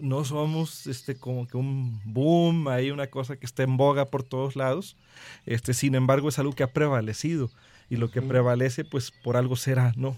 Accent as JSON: {"language": "Spanish", "area": "Huasteca Potosina", "region": "San Luis Potosí", "country": "Mexico", "moved": "yes", "lives_now": "Veracruz, Mexico", "said": "soy veracruzano por adopción, pero vengo de una región que ha sido, eh, que es muy beneficiada y muy lastimada al mismo tiempo por el turismo. Yo soy de la Huasta Capotocina"}